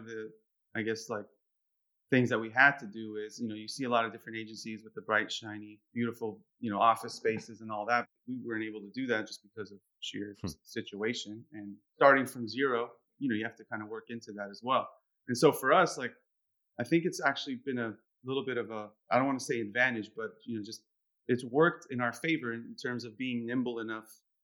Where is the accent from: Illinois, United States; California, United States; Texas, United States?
California, United States; San Francisco; I was born in the United States, born in San Francisco